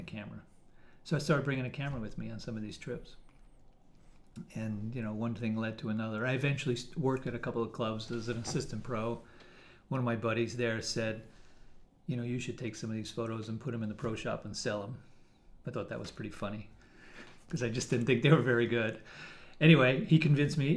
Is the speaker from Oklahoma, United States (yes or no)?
no; Westchester, New York, United States; moved away as an adult; now in Connecticut, United States; I grew up in New York in Westchester area and moved to Connecticut about 20 years ago